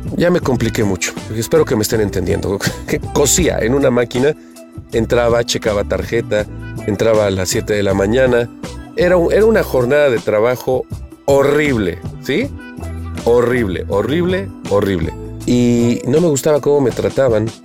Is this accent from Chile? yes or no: no; Puebla, Mexico; yo soy de Puebla